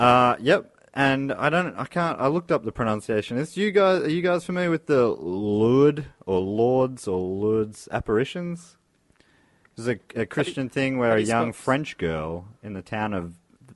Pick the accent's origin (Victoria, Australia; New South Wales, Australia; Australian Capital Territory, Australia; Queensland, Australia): Victoria, Australia; Moorabbin; I grew up in Moorabbin where they used to play.